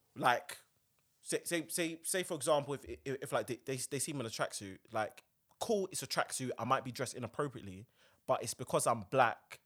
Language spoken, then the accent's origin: English; South London, United Kingdom; I grew up in South